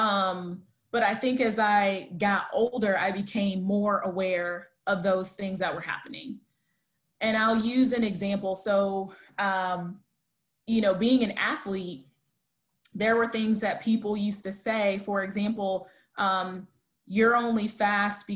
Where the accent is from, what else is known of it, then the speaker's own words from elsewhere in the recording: United States; I'm American.